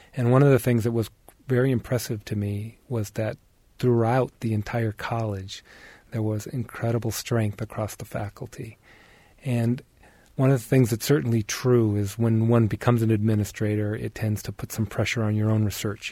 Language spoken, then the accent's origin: English; Detroit, Michigan, United States; also born or lived in Oregon; now in Bloomington, United States; I was born in Detroit, Michigan, and so I'm actually returning back to where I was actually born